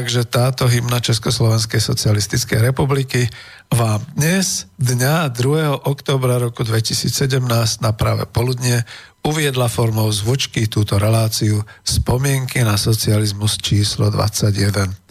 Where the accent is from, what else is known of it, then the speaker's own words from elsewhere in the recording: Slovakia; sme teda Slováci